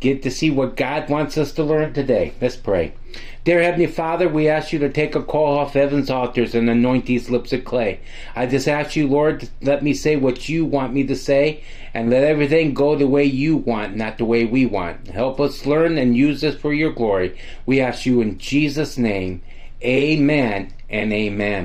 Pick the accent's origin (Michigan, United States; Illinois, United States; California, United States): Michigan, United States; this is where we're from Michigan